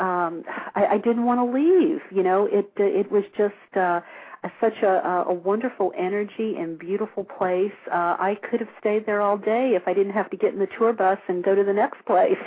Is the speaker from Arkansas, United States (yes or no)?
no; New Orleans, Louisiana, United States; now in California, United States; I grew up in New Orleans